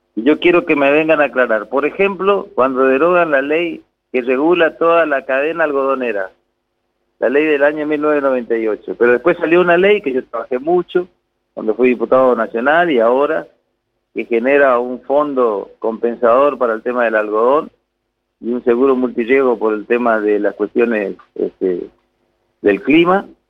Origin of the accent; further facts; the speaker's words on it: Presidencia Roca, Chaco, Argentina; Yo soy nacido en Roca, residencia Roca, departamento San Martín. Y mi familia está ahí